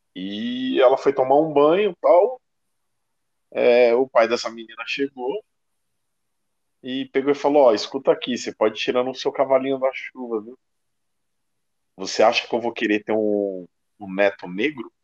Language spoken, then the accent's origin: Portuguese; Osasco, São Paulo, Brazil; Eu sou da periferia, eu sou daqui de Osasco